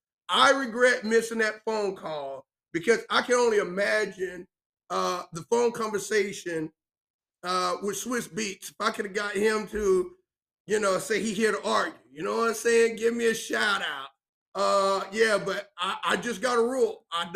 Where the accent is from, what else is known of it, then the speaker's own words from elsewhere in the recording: South Carolina, United States; I'm a podcaster. I'm from South Carolina.